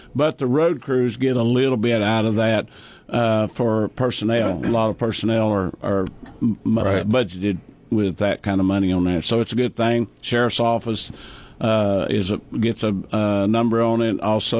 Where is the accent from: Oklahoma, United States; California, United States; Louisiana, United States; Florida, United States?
Oklahoma, United States; Custer County; I wasn't born and raised in Custer County. I wasn't born in Custer County, right. But I was raised in Custer County. I moved here when I was six.